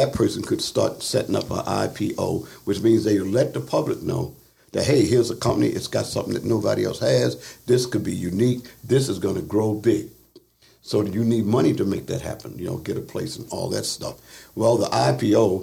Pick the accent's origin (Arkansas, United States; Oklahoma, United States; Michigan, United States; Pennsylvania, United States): Pennsylvania, United States; Philadelphia; moved away; I was raised part of my life in Philadelphia